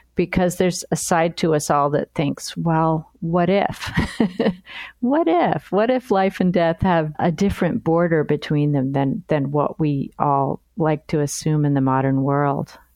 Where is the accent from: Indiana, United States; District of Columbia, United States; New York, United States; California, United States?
New York, United States; New York City; moved away as an adult; also born or lived in Nantucket; now in Chicago, United States; I was born in New York City